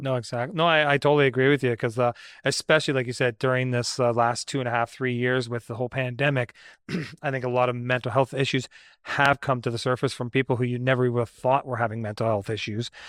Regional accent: Brampton, Ontario, Canada; I grew up in Southern Ontario too. I was uh, I was growing up in Brampton

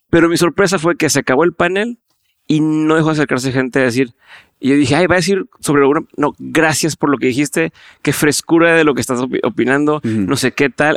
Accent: Monterrey, Nuevo León, Mexico; mi forma de hablar es muy directa. Mm. Así somos muchos en el norte, en, Monterrey, y eso no es tan bien recibido en otras partes del país

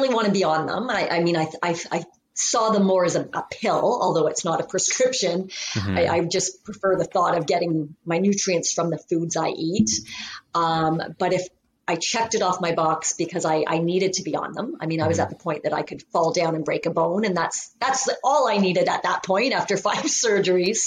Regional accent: Canada; I am from Canada.

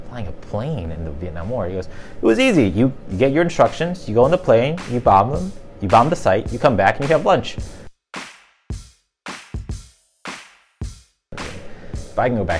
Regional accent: Chicago, Illinois, United States; I grew up in the city of Chicago

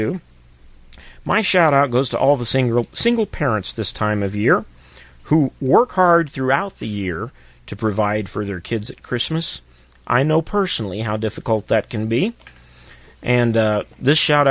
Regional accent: Missouri, United States; out of Republic, Missouri, my home state

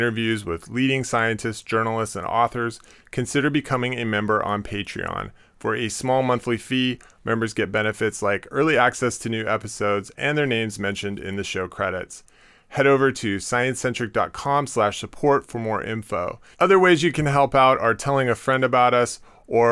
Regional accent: Seattle, Washington, United States; now in New York, United States; I'm from Seattle

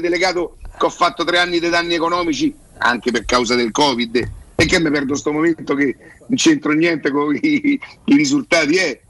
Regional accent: Rome, Lazio, Italy; io so da Roma

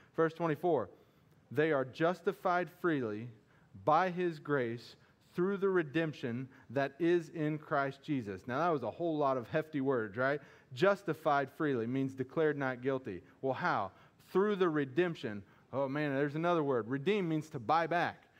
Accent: Missouri, United States; I'm from Missouri too. I don't pronounce things right

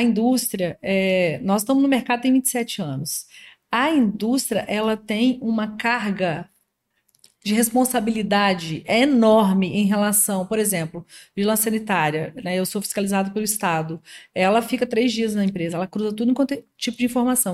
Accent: Minas Gerais, Brazil; now in Espírito Santo, Brazil; sou mineira

